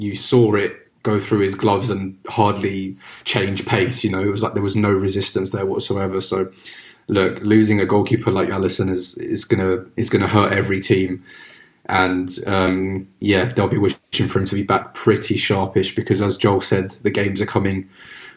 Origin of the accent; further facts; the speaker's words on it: England, United Kingdom; growing up in England and watching the Premier League